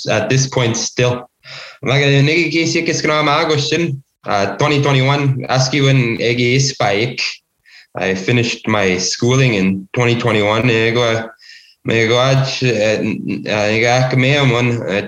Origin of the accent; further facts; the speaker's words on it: Cowessess First Nation, Saskatchewan, Canada; first language English; I'm originally from Cowessess First Nation. Raised on my reserve as well